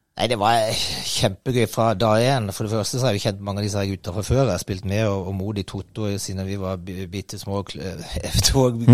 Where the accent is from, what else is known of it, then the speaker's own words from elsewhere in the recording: Kristiansand, Agder, Norway; moved away; jeg er oppvokst på Søm og havna i Don